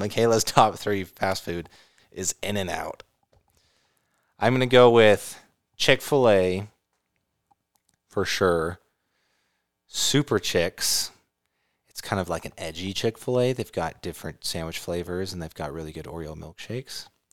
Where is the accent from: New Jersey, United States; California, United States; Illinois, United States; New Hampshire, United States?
California, United States; living in California